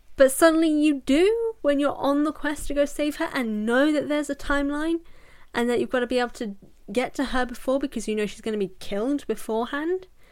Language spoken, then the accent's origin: English; United Kingdom; I'm British.